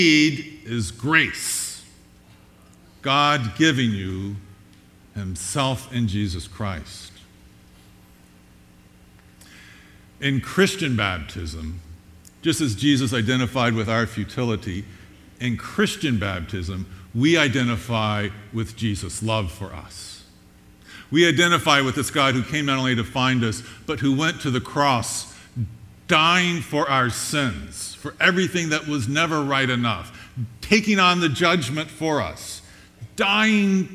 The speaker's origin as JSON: {"language": "English", "area": "Long Island", "region": "New York", "country": "United States", "tie": "born or raised there", "said": "we were raised on Long Island in New York"}